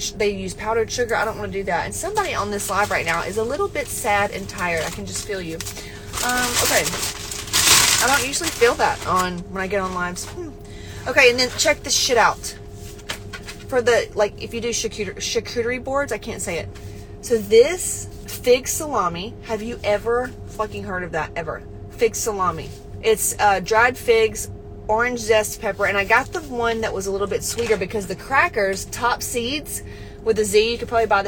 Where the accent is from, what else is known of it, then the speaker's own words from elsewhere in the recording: West Georgia, United States; I come from the country, y'all. Listen, I grew up in West Georgia